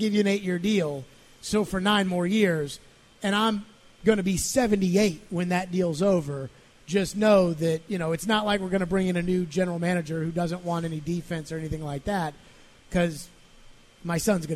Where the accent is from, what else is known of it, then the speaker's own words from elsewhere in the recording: Louisville, Kentucky, United States; moved away; I come from Louisville